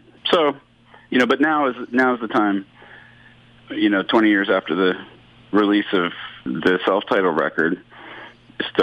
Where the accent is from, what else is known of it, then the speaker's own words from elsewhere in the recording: United States; moved away as an adult; also born or lived in New York / Vancouver; now in Hamilton, Canada; I'm American. So and in the 90s, I was living in New York